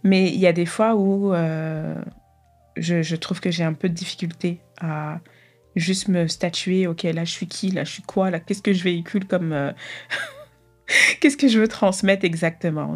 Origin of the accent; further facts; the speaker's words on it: Argenteuil, Île-de-France, France; moved away; Je suis née à Paris euh, à Argenteuil plus précisément, c'est la, banlieue parisienne